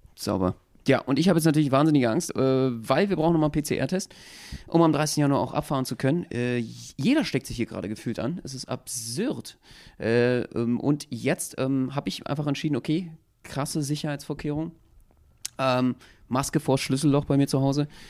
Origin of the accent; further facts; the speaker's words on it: Berlin, Germany; wenn du hier ursprünglich geboren bist